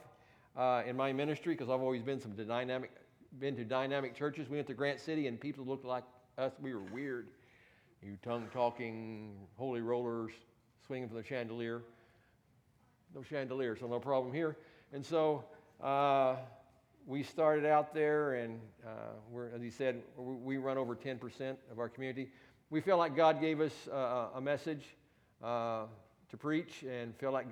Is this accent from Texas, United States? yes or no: yes; Texas, United States; moved away as an adult; also born or lived in New Sharon, Iowa; now in Worth County, Missouri, United States; I'm from Texas